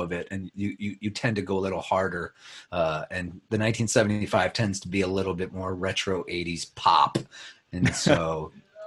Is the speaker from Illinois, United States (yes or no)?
yes; Chicago, Illinois, United States; also born or lived in South Bend, Indiana; I grew up back to Chicago when I was 9. I was born in Chicago till I was 4. And then we lived in South Bend, Indiana for 5 years